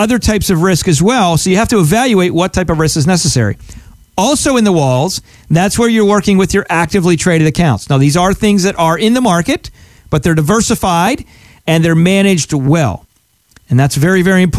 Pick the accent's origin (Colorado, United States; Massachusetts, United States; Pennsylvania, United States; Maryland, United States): Pennsylvania, United States; moved away as an adult; now in South Florida, United States; I'm from Pennsylvania originally, grew up there and lived there a lot of my life.